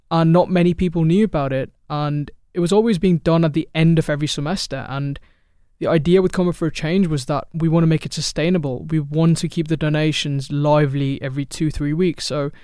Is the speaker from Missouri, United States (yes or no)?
no; Chicago, Illinois, United States; also born or lived in United Kingdom / Dubai; I am originally from Chicago, but I've been everywhere my whole life, so UK, Dubai, and I'm back in the States.